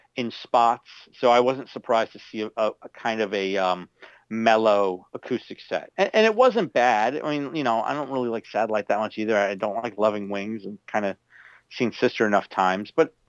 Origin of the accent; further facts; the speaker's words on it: Florida, United States; my home state of Florida